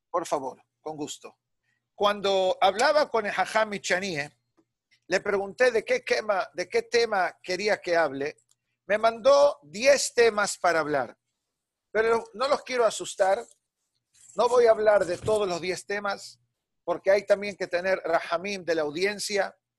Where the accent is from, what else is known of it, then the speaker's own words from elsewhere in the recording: Buenos Aires, Argentina; moved away; nos fuimos de Buenos Aires